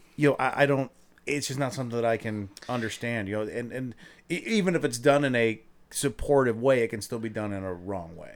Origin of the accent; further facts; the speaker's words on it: Akron, Ohio, United States; I'm from Akron